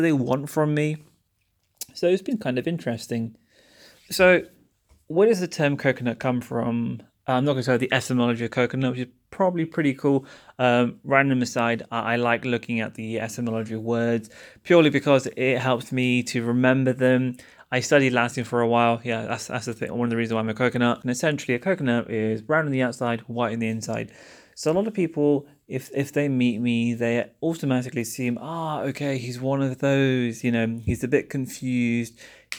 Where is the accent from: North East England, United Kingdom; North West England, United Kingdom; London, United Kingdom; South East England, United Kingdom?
London, United Kingdom; born there; But yeah, my parents were born in Pakistan. I was born in London. So am I really Pakistani? I'm kind of British.